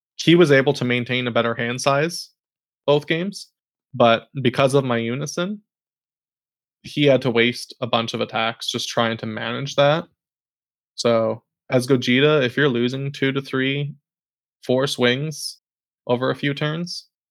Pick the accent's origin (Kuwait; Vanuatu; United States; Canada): Canada; we're all from Canada